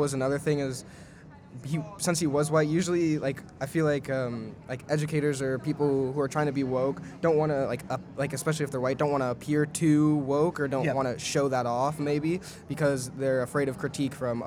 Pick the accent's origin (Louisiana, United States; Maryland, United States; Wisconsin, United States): Wisconsin, United States; now in Colorado, United States; when I moved there, I'm originally from Wisconsin.